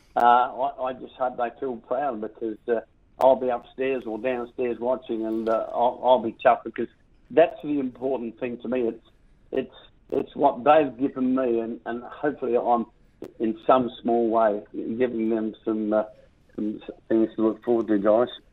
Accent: South Australia, Australia; my hometown name, South Australia

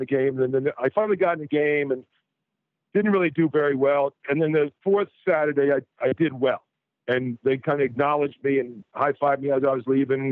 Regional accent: North Shore, Long Island, New York, United States; moved away as an adult; I grew up in North Shore, Long Island, maybe 20 miles outside the city.

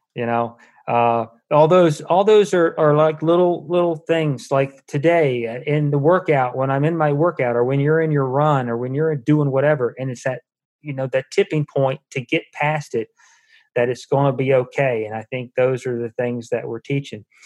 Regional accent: Charlottesville, Virginia, United States; moved away; I'm from Charlottesville

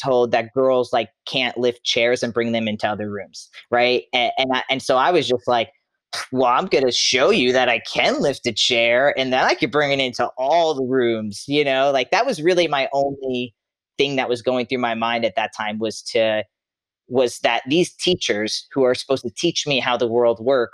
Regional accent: Long Island, New York, United States; moved away as an adult; I grew up in Long Island, New York, Suffolk County. I lived there till I was 22 years old

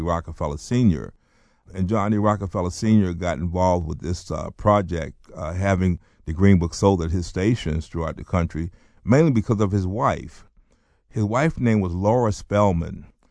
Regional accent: North Carolina, United States; born or raised there; also born or lived in Baltimore, Maryland

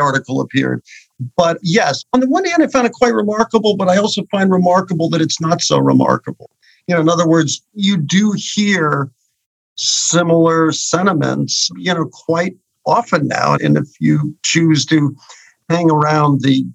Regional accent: New York City, New York, United States; I grew up on the Upper West Side of Manhattan, a very, very liberal neighborhood

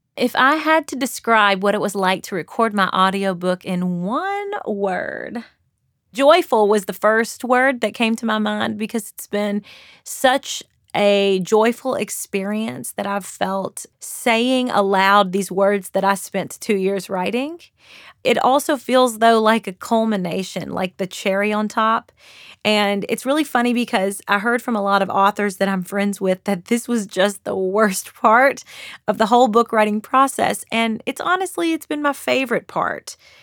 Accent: Kentucky, United States; accent: Southern, Kentucky; I have a bit of a Southern accent. I'm from Kentucky.

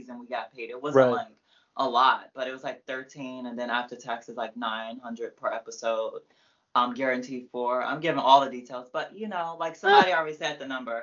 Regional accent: Prince George's County, Maryland, United States; also born or lived in Laurel, Maryland / New Carrollton, Maryland / Fairmount Heights, Maryland; I'm from PG

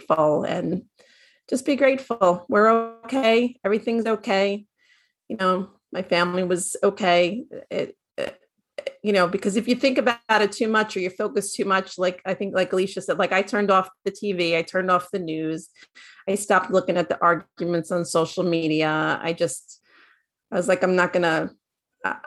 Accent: Northeast, United States; I'm from Northeast

